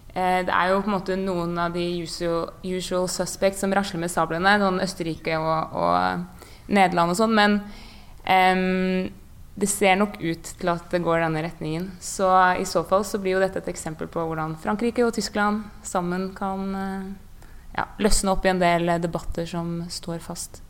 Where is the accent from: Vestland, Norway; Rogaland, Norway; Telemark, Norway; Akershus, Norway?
Akershus, Norway; Bærum; jeg er jo fra Bærum og har vært folkevalgt